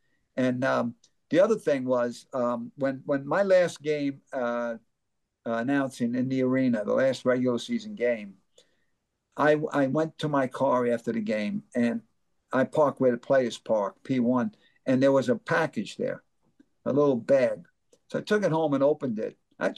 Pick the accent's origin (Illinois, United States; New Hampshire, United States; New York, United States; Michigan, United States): New York, United States; moved away; I'm from New York.